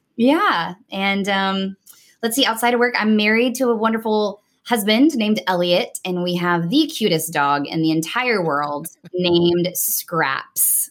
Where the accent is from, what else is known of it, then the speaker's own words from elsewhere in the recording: Nashville, Tennessee, United States; moved away as an adult; also born or lived in New York City / Dallas, Texas; now in Houston, United States; I was born and raised in Nashville, Tennessee